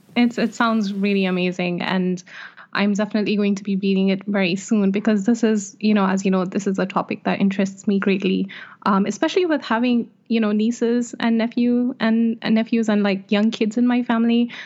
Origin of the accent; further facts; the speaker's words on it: Jeddah, Makkah Province, Saudi Arabia; Jeddah, which is my hometown